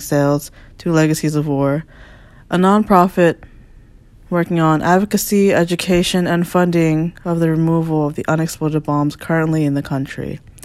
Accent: Falls Church, Virginia, United States; moved away as an adult; also born or lived in Washington, D.C. / Maryland; now in Brooklyn, New York, United States; I am from Falls Church, Virginia, but currently located in Brooklyn, New York.

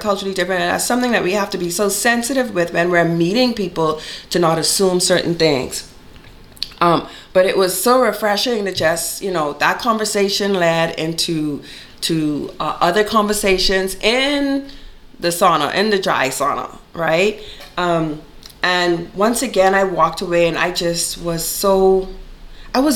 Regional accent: Bahamas; moved away as an adult; now in Richmond, Canada; I'm from the Bahamas.

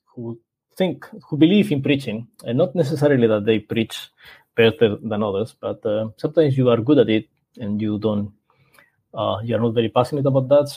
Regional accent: Spain; English is a second language; moved away as an adult; also born or lived in Rome / Guam / Philippines / China; now in Singapore; I am from Spain

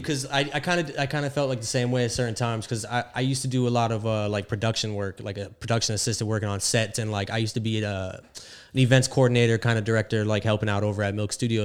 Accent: South Florida, United States; I'm from Florida, so I'm from South Florida

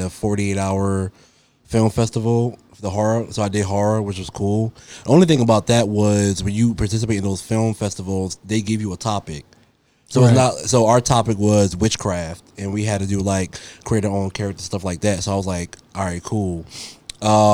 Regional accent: New Jersey, United States; now in Richmond, United States; I'm not from Richmond. I'm from Jersey.

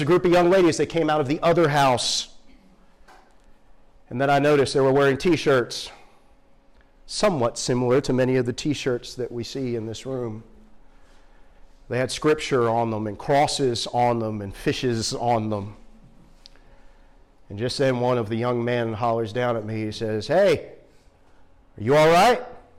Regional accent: Northeast, United States; I told you I grew up in the Northeast.

